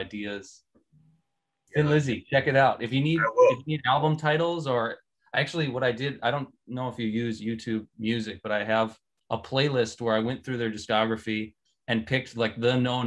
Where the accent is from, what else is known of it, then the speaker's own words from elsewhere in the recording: Milwaukee, Wisconsin, United States; moved away; also born or lived in Twin Cities / Los Angeles; I'm from Milwaukee, let me tell you. North Side, around Lisbon and Burleigh, where those streets intersect